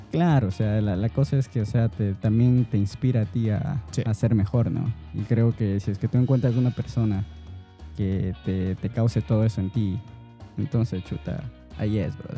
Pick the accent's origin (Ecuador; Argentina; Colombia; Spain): Ecuador; yo soy ecuatoriano